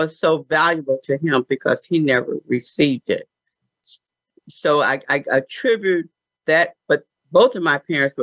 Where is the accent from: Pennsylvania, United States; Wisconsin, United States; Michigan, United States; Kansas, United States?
Michigan, United States; Benton Harbor; I was born in Benton Harbor, Michigan, just a little, town in the state of Michigan